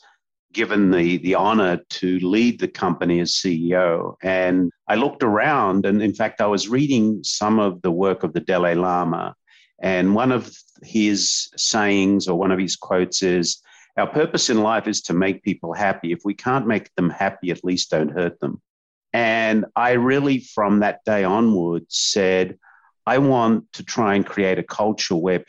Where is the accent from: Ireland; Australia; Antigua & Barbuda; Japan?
Australia; now in San Diego, United States; us Aussies